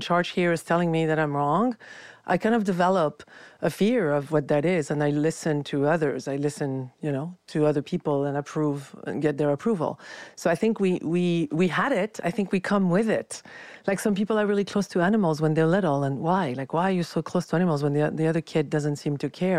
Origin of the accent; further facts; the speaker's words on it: France; moved away; I was raised in France, very critical culture